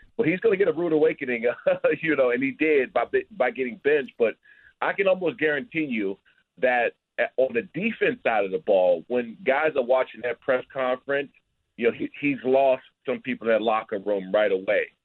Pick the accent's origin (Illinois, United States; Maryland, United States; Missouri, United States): Maryland, United States; Prince George's County; I grew up here in the Prince George's County area